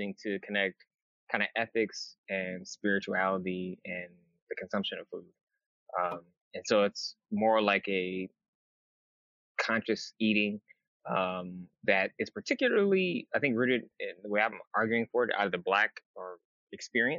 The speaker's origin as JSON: {"language": "English", "town": "Battle Creek", "region": "Michigan", "country": "United States", "also_born_or_lived": "Lansing, Michigan", "moved": "yes", "said": "I'm originally from Michigan"}